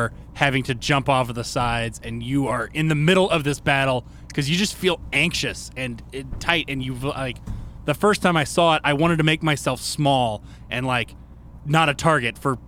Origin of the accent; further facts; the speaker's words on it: the South, United States; Growing up in the South